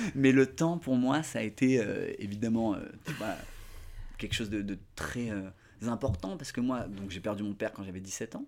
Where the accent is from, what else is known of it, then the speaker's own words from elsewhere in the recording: Côte d’Ivoire; j'ai grandi en Côte d'Ivoire